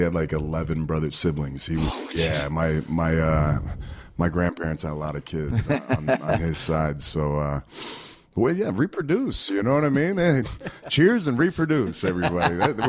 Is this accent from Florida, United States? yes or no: yes; Pensacola, Florida, United States; Pensacola, Florida.